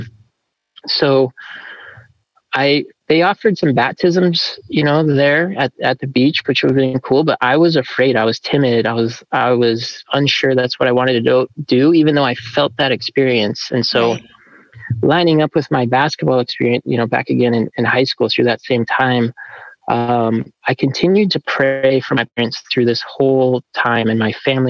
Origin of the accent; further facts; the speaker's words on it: Flagstaff, Arizona, United States; also born or lived in California; we moved to Flagstaff, Arizona in 91 when I was 7 years old